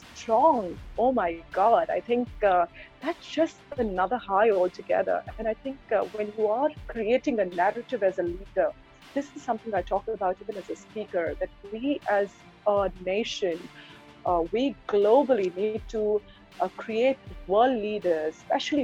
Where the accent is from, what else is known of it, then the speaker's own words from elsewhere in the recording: Mumbai, Maharashtra, India; I'm born and brought up in Mumbai